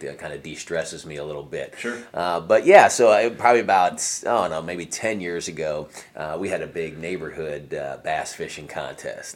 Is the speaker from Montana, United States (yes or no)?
no; New Jersey, United States; that was where I was born and raised in New Jersey